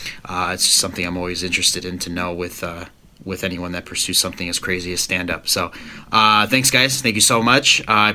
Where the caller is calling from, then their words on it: Aurora, Illinois, United States; I am from Aurora, Illinois